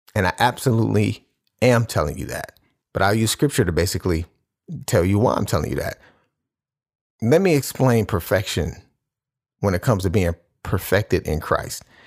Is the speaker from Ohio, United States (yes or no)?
yes; Cleveland, Ohio, United States; I'm from Cleveland, so I'm, I'm a Cleveland Cavaliers fan.